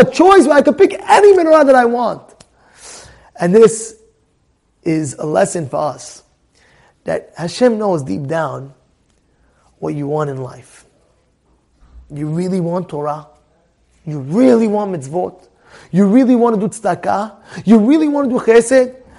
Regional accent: United States; I'm an American guy

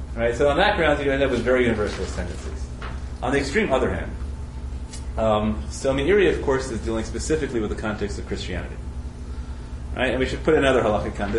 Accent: United States; I'm an American

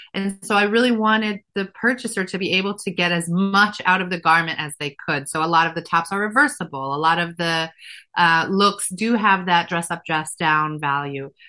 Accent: Efrat, Israel; moved away as an adult; now in United States; I grew up religious um, in a town called Efrat

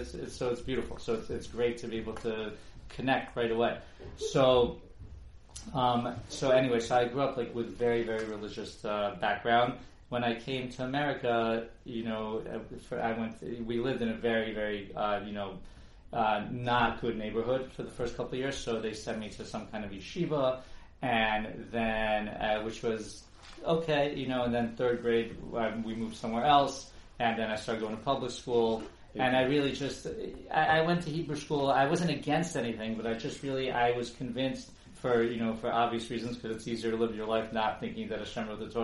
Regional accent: New Jersey, United States; also born or lived in Kyiv, Ukraine; I was brought here by my parents when I was 5 years old. I really developed like quite Americanized over here in New Jersey. That's where I did most of my growing up

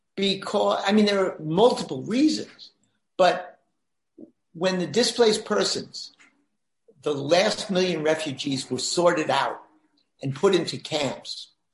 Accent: New York City, New York, United States; born and bred in New York City

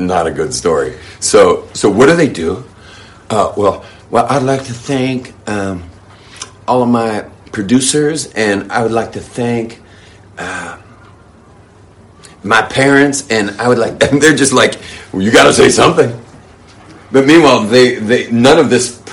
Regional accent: Los Angeles, California, United States; I grew up in the Hollywood world

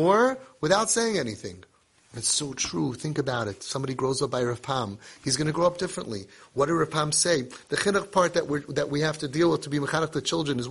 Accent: United States; We're Americans. We're influenced by living in America.

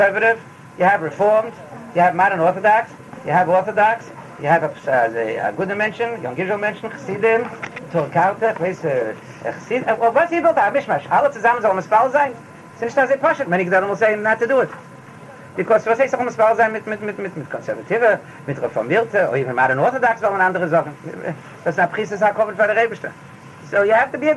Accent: United States; I'm an American

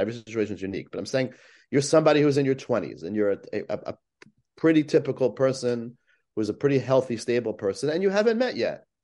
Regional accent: West Hempstead, New York, United States; where I grew up in West Hempstead

